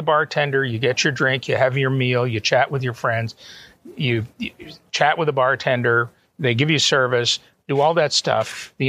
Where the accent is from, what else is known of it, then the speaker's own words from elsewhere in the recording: Canada; moved away as an adult; also born or lived in Auburn, Alabama, United States / Atlanta, Georgia, United States; now in Toronto, Canada; And both my wife and I are Canadian citizens, natives. We were born there.